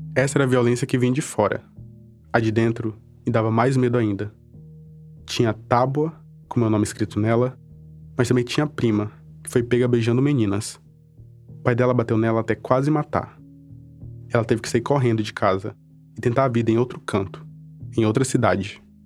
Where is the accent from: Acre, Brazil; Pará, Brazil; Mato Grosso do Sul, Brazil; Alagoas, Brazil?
Acre, Brazil; Cruzeiro do Sul; Eu cresci em Cruzeiro do Sul, uma cidade que fica no extremo oeste do Acre